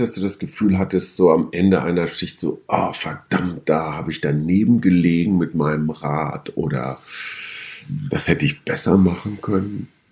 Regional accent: Münster, North Rhine-Westphalia, Germany; now in Berlin, Germany; ich komme aus Westfalen, schon mehrfach erwähnt. Und ähm, nicht weit weg von meiner Heimat, Heimatstadt Münster

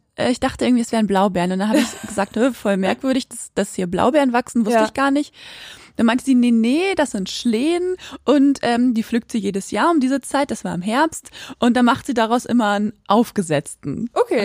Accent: Quakenbrück, Lower Saxony, Germany; bei uns in Quakenbrück, da wo ich auch aufgewachsen bin

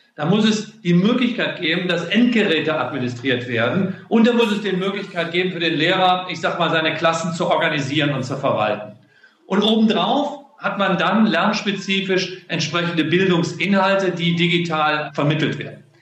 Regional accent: Solingen, North Rhine-Westphalia, Germany; moved away; Das ist meine Heimatstadt, da komme ich her

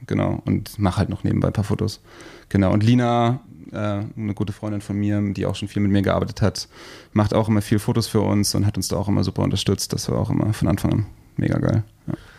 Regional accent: Rheinhessen, Rhineland-Palatinate, Germany; hier bei uns in Rheinhessen

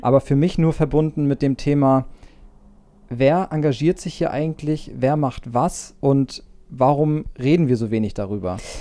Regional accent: Schwarzenbek, Schleswig-Holstein, Germany; also born or lived in Reinbek; ich bin ja, fast, man würde fast sagen, gebürtiger Schwarzenbeek, obwohl das natürlich so nur selten passiert. Ähm, ich bin in Rheinweg geboren

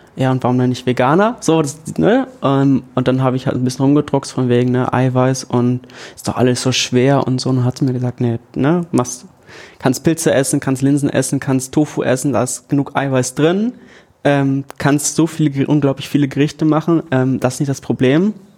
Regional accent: Ganderkesee, Lower Saxony, Germany; moved away as an adult; also born or lived in Hannover; now in Oldenburg, Germany; Ich komme aus Ganakesee

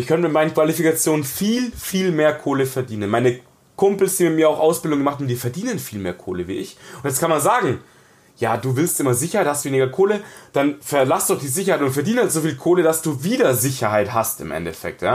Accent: Munich, Bavaria, Germany; ich bin im Ghetto aufgewachsen, in einem, in einem von zwei ausgewiesenen Münchner Ghettos

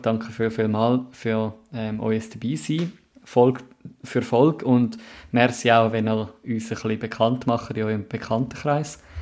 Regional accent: Zurich, Switzerland; als Zürcher

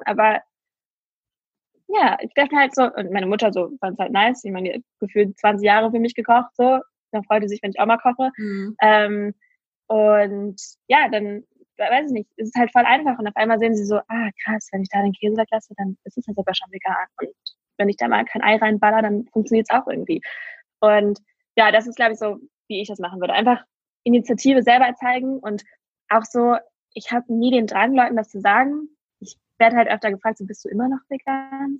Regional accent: Mönchengladbach, North Rhine-Westphalia, Germany; ich nenne ja meine, Huch, meine Heimat ähm, sehr gerne Klein Istanbul

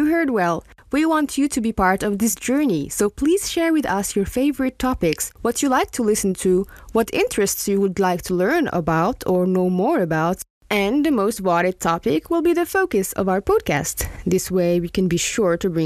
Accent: Morocco; I come from Morocco

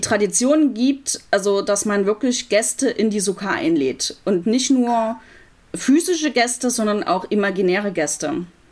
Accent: Leipzig, Saxony, Germany; moved away as an adult; also born or lived in Los Angeles; wieder in meine Heimatstadt Leipzig zurückzugehen

